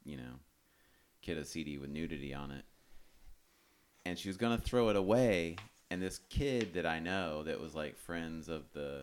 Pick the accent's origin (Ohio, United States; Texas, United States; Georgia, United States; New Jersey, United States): Georgia, United States; I grew up in Georgia where, you know, everyone's very religious